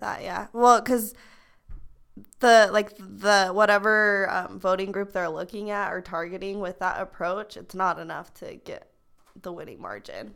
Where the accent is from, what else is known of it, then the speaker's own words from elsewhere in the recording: Pleasant Grove, Utah, United States; also born or lived in Lindon, Utah; I'm from Pleasant Grove, Utah. I'm from Linden, Utah, but I claim Pleasant Grove. I've lived here my whole entire life